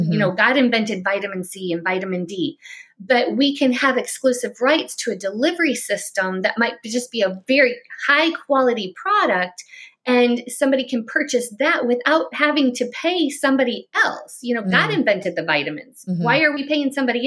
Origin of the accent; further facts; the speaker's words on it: Chicago, Illinois, United States; now in Florida, United States; I'm from Chicago area. I live in Florida now